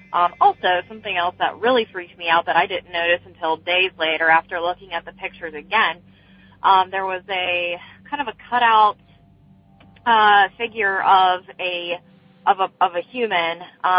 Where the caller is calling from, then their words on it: Beaver, Pennsylvania, United States; I'm calling from Beaver, Pennsylvania